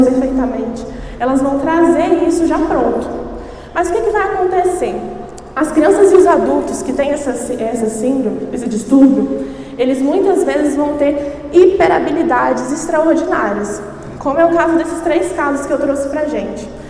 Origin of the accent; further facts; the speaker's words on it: Espírito Santo, Brazil; sou do Espírito Santo, eu e meu esposo pastoreamos lá